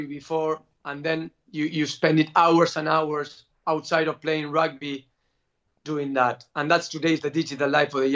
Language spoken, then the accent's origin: English; Argentina; I'm from Argentina